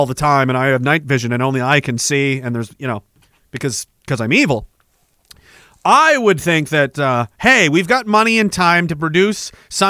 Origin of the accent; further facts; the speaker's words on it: Scotland, United Kingdom; That's because as a Scot slash Dane, I don't have the like.